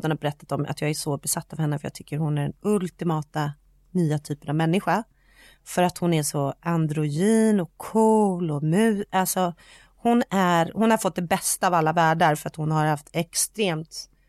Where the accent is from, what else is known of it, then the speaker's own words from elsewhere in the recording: Sweden; men det vet ju vi för att vi är svenskar.